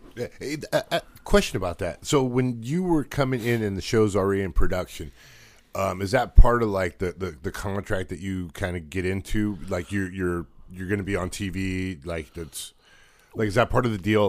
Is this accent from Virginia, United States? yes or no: no; Los Angeles, California, United States; I grew up in Wilmington with, uh, around a lot of car people